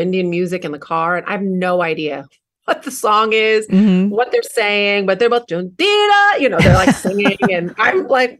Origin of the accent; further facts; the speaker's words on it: Taiwan; And when I was growing up in Taiwan, that's what my dad did.